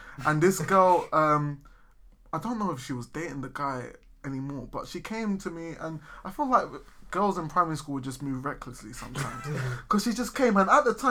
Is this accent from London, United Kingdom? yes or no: yes; London, United Kingdom; I'm from East London